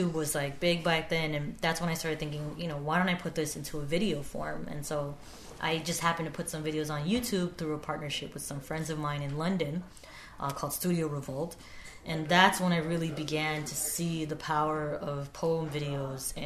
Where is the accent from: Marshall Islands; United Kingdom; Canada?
Marshall Islands; I am from the Marshall Islands